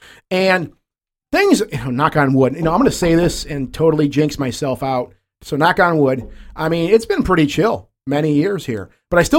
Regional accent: Detroit, Michigan, United States; we're from Detroit.

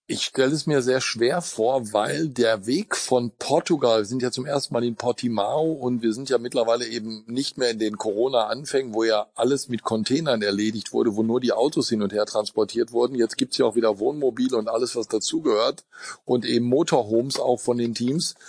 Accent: Ruhr area, North Rhine-Westphalia, Germany; in meiner Heimat

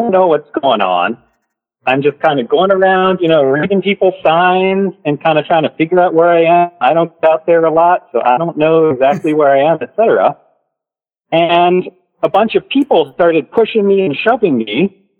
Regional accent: Dayton, Ohio, United States; I'm from Dayton

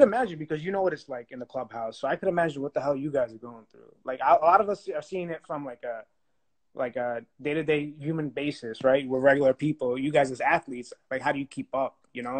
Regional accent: New York City, New York, United States; I'm from Brooklyn, New York. For those asking, where am I from? Family comes from Salerno, Italy.

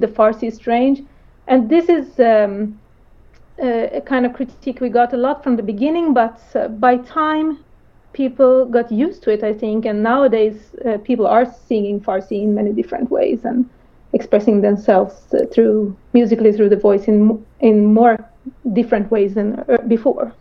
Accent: Sweden; growing up in Sweden

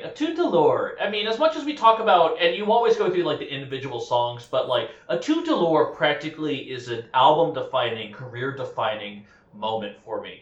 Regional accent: Utah, United States; I'm from Utah.

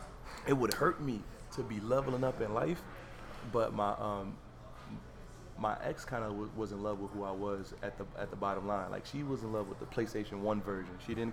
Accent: Florida, United States; moved away as an adult; also born or lived in Harlem, New York; now in New York, United States; I'm from Harlem, but I lived most of my life in Florida

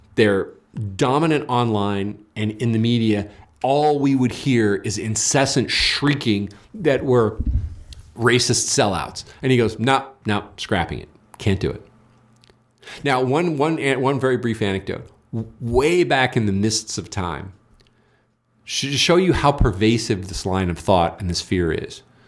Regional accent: California, United States; I'm from California

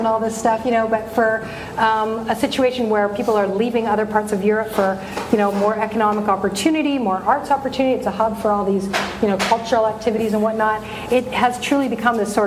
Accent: Vancouver, British Columbia, Canada; moved away as an adult; now in Los Angeles, United States; back to my hometown

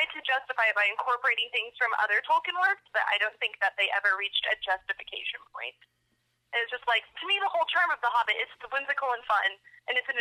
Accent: rural Oklahoma, United States; moved away as an adult; now in Denver, United States; I grew up in rural Oklahoma. My graduating class from my hometown was less than 30 people.

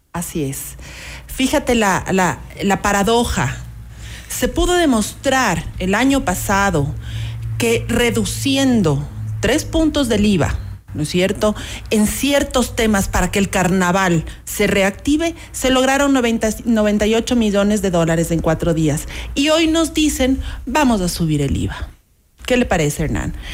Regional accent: Ecuador; como ecuatorianos

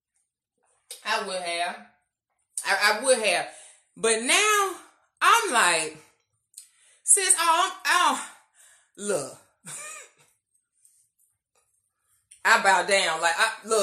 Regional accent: United States; being Black American

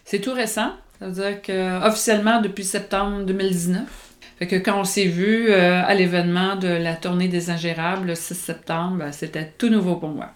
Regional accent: Longueuil, Quebec, Canada; je suis de Longueuil, Saint-Hubert, là, dans, dans cette partie-là de la ville.

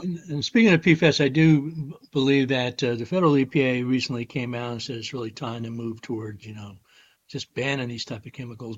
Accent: Poestenkill, New York, United States; as a town board member in my hometown of Post and Kill

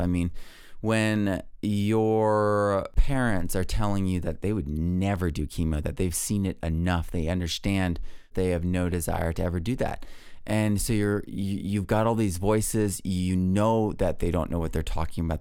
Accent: New England, United States; I grew up in New England

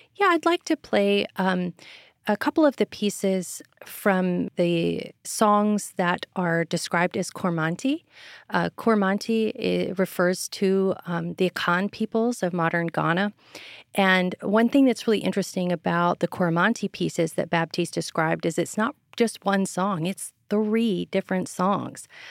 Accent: Texas, United States; now in Virginia, United States; I'm from Texas

